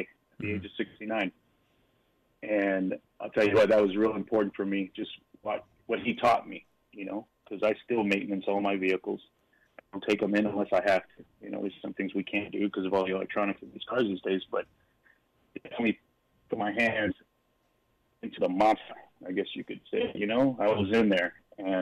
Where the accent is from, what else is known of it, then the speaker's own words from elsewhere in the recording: Long Beach, California, United States; I grew up in Long Beach, which is a coastal city here in California, up until the age of 10. Then we moved out to a little bit called Montana